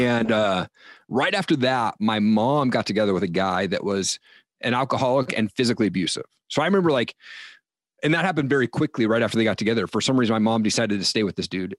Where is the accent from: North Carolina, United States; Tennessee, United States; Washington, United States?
Washington, United States; Eastern; also born or lived in Seattle; I grew up in Eastern Washington